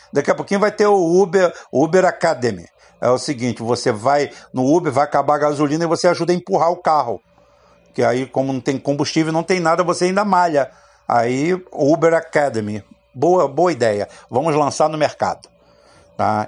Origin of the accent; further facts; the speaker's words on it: Barbacena, Minas Gerais, Brazil; quando era criança pequena lá em Barbacena